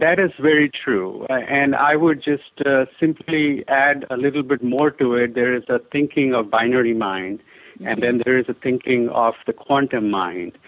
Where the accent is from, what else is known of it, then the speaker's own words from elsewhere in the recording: Delhi, India; when I was a child, I, I grew up in India, primarily Delhi, which is the capital of India